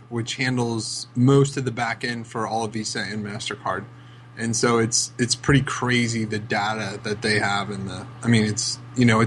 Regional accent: United States; as an American

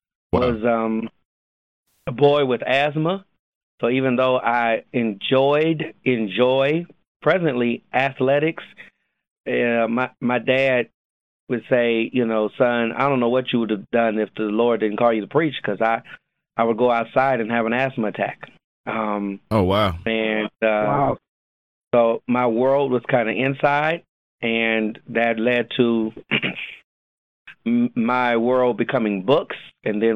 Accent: Los Angeles, California, United States; moved away as an adult; now in Jacksonville, United States; I am born and raised in Los Angeles, California

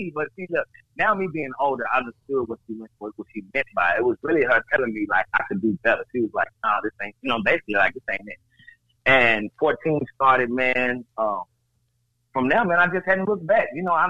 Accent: Nashville, Tennessee, United States; nobody ever really thought or knew that I was from Nashville. They always felt like I was from somewhere else just by the way that I moved or whatnot.

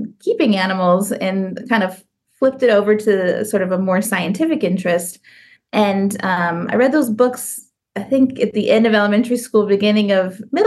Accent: St. Louis, Missouri, United States; moved away as an adult; also born or lived in Columbus, Ohio / Tallahassee, Florida / Arizona / Lowell, Massachusetts; now in Florida, United States; I grew up in St. Louis, Missouri

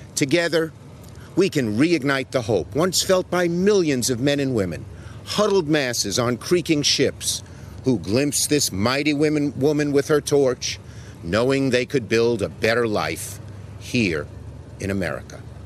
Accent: New York, United States; my hometown, Brooklyn, New York.

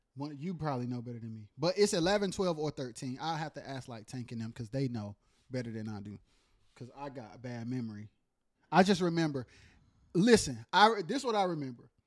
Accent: Goldsboro, North Carolina, United States; also born or lived in Wilson, North Carolina; I spent most of my, um, childhood, like, in, like, Wayne County, Goldsboro, Pikeville

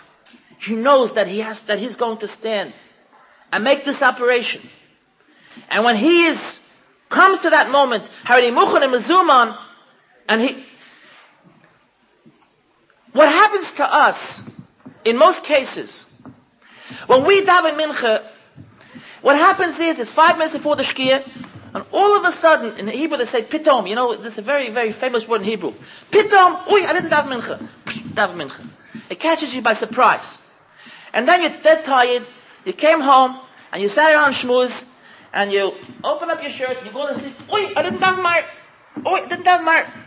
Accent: United States; I'm too American

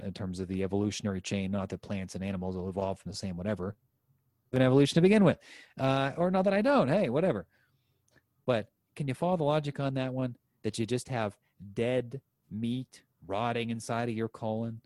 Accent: United States; I'm an American

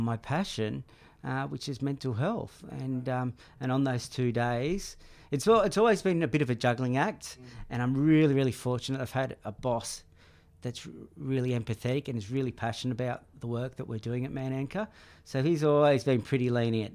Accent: Sydney, New South Wales, Australia; also born or lived in Central Coast, New South Wales / Collaroy, Sydney; I was born only a kilometre from here, up the road at Manly Hospital. What was it? Probably 42 years ago now. So born of an English father, Cypriot mother, so a good mix. And we grew up around the Northern Beaches till we were about year six, and we went up to the Central Coast and did high school up there

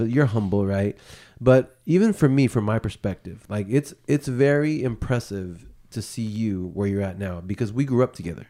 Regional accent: Bay Area, California, United States; we grew up in the Bay Area

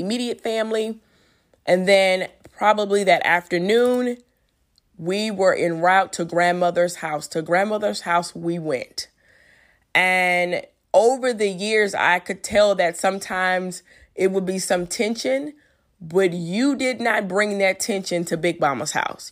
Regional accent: Louisiana, United States; I'm from Louisiana

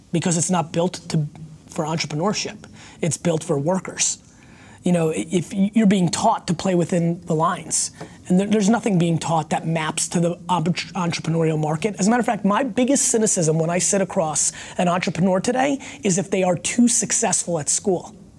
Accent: Edison, New Jersey, United States; first language Russian; English is a second language; also born or lived in Belarus / Queens, New York / Dover, New Jersey / Springfield, New Jersey; When I came to America, in, in Queens and in Dover, I couldn't speak English. Uh, Dover, New Jersey

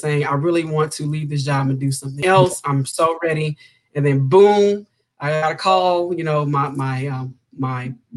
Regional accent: Houston, Texas, United States; I grew up in Houston, Texas

